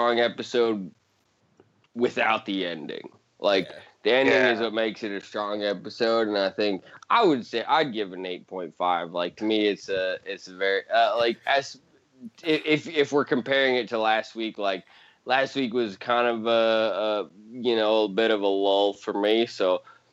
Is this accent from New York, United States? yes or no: no; Montana, United States; I'm from Montana